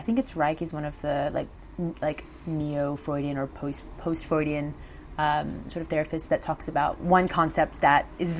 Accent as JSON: {"language": "English", "country": "Bermuda", "tie": "born or raised there", "also_born_or_lived": "Mexico / Brazil", "moved": "yes", "lives_now": "London, United Kingdom", "said": "I'm originally from Bermuda, born and raised, which is, had a very lovely, you know, beautiful childhood growing up on beautiful tropical island."}